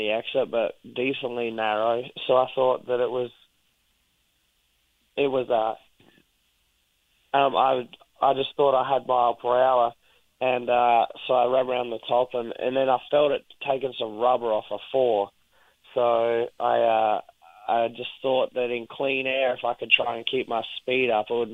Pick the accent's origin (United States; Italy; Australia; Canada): Australia; I'm Australian. I'm not Texan.